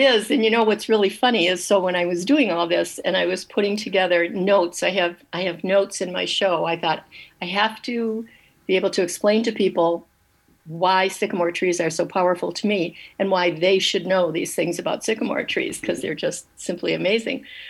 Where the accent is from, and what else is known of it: Dearborn, Michigan, United States; born or raised there; also born or lived in Detroit